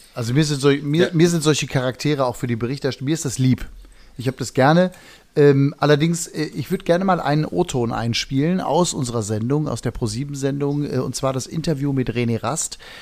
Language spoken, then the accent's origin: German; Hagen, North Rhine-Westphalia, Germany; wie wir in Hagen sagen, wo ich herkomme